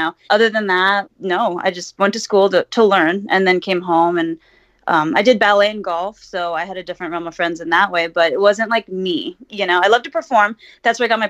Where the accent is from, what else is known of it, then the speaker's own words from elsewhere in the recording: Huntington Beach, California, United States; I'm from Huntington Beach